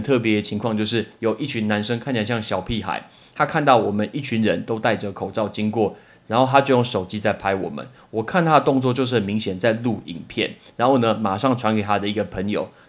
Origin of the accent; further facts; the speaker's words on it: Taiwan; I'm not from China。I'm not from China，我不是中国来的，我是台湾来的